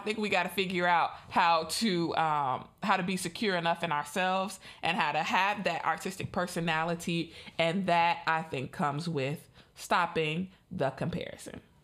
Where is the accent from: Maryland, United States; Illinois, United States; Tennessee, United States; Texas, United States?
Illinois, United States; Chicago; I'm in the Midwest. I'm from Chicago.